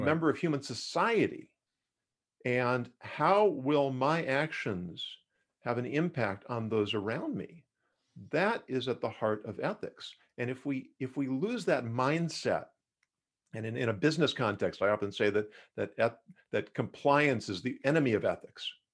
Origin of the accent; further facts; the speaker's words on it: Los Angeles, California, United States; also born or lived in Davis, California; I grew up in Los Angeles